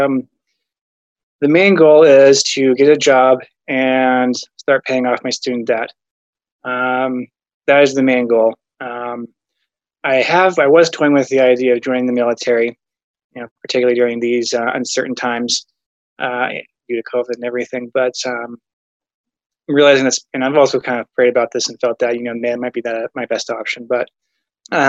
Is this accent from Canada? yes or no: no; Arizona, United States; moved away as an adult; also born or lived in Salt Lake City, Utah; now in Idaho, United States; I grew up in Arizona